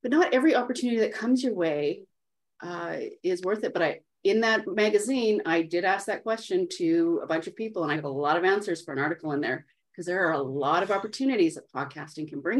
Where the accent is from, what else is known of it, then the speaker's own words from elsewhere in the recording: Canada; I'm Canadian